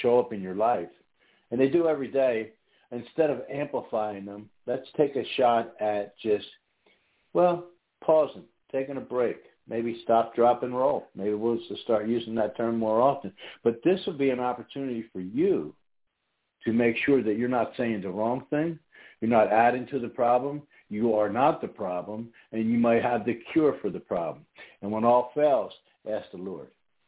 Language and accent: English; New York, United States; might think that our accents are kind of close, different neighborhoods, bordering states maybe. But born and raised in New York